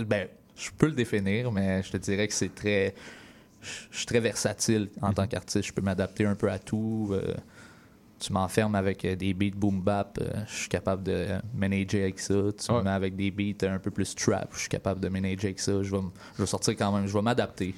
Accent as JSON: {"language": "French", "town": "Berthierville", "region": "Quebec", "country": "Canada", "tie": "born or raised there", "said": "Je viens de ce petit coin-là, Berthierville, une petite ville d'environ, je te dirais, 10 000 habitants. Euh, j'ai grandi là."}